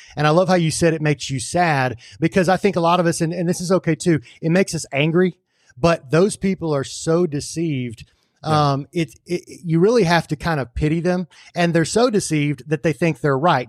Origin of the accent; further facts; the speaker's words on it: United States; I'm a Christian, I'm an American, I'm a man, and I'm a patriot.